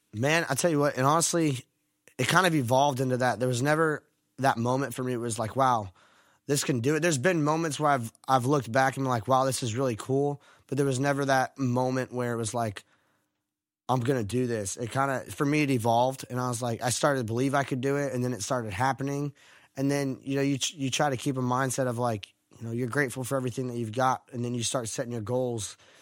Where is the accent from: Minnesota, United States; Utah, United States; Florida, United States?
Florida, United States; Stuart; moved away as an adult; now in Nashville, United States; I grew up in Stuart, Florida